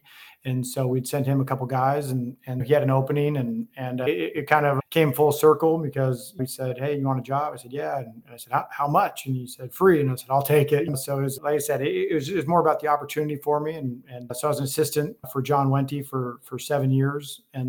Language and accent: English; Gig Harbor, Washington, United States; moved away as an adult; also born or lived in Santa Barbara, United States; now in Arizona, United States; I grew up in Gig Harbor, but went to Tacoma Community College for 1 year, then played in Santa Barbara for a year